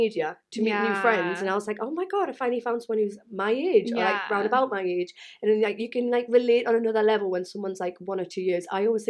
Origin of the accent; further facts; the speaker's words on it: South Shields, North East England, United Kingdom; moved away as an adult; now in Reading, United Kingdom; I am 31 years old. As you can tell, I am from South Shields, Newcastle, North East. But I do live in the South, which is a struggle. Anyway, as a northerner in the south.